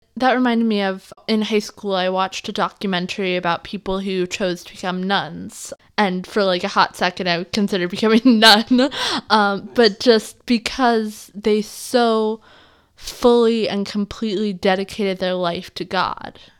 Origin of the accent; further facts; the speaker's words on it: the Northwest, Pacific Northwest, United States; growing up in the Northwest